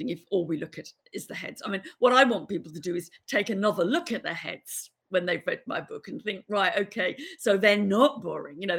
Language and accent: English; England, United Kingdom; we all were growing up in England